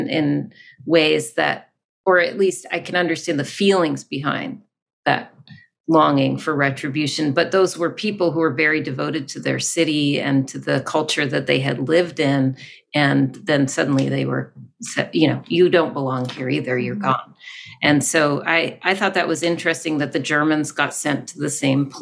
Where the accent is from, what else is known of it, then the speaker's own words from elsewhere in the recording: Vermont, United States; moved away as an adult; also born or lived in North Carolina / Los Angeles; I'm back in my home state. I grew up in Vermont.